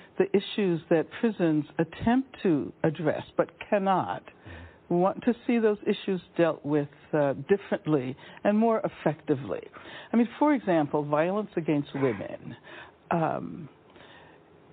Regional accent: Birmingham, Alabama, United States; when I was young, growing up in Birmingham, Alabama

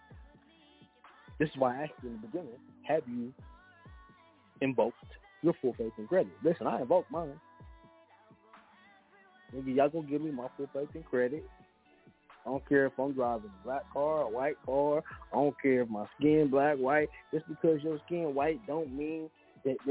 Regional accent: Kansas, United States; I'm from Kansas

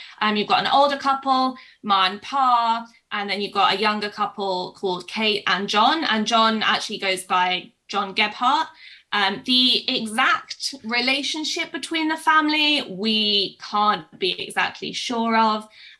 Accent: Kansas, United States; I grew up in Kansas and we had a teacher whose surname was Bender.

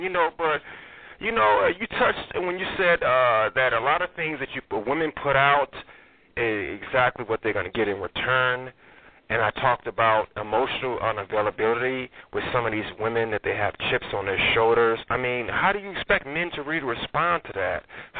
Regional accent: Chicago, Illinois, United States; Actually, I'm from Chicago all my life, Chicago, Illinois.

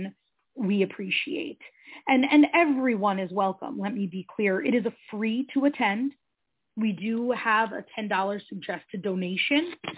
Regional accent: Shelton, Connecticut, United States; moved away as an adult; also born or lived in New York City; We had both born and raised in Shelton, graduated from Shelton High.

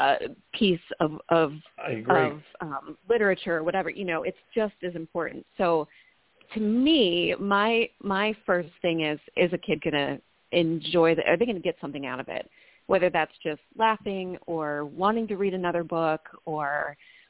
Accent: Minnesota, United States; also born or lived in New York; I grew up in Minnesota

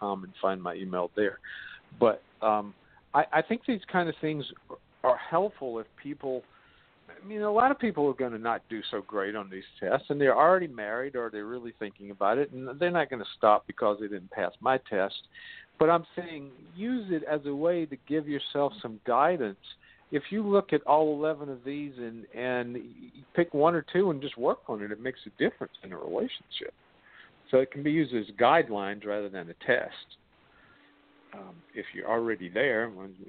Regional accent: the South, United States; accent: southern; that's my southern accent

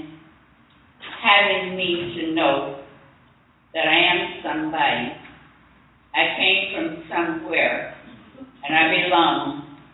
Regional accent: Otter Creek, Florida, United States; I was born in Levy County, and my father did not leave Levy County, the town of Otter Creek, until I believe the year 1964.

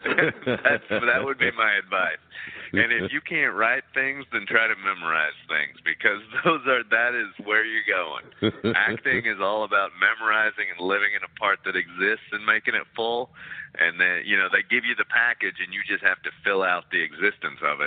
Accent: Texas, United States; now in New York City, United States; I'm from Texas and that's a big part of me

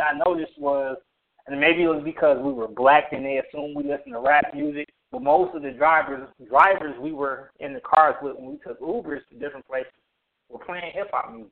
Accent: Detroit, Michigan, United States; growing up in Detroit

